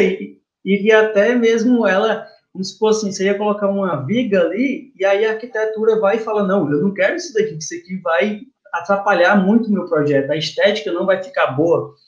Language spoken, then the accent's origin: Portuguese; Teresina, Piauí, Brazil; eu sou daqui de Teresina, Piauí